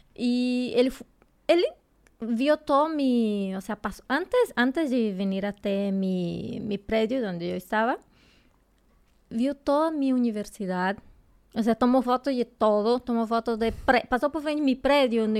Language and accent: Spanish; Brazil; Spanish is a second language; moved away as an adult; now in Mexico City, Mexico; Yo soy de Hondoña. O sea, soy bien cerquita de, de Bolivia. estoy como a 40